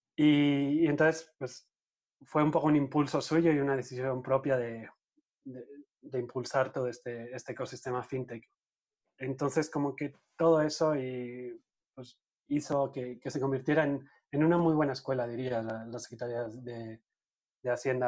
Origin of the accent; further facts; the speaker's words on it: Eibar, Basque Country, Spain; moved away as an adult; also born or lived in Madrid, Spain; now in Mexico; Yo soy de Eibar, de un pueblito que está en el País Vasco, en el norte de España.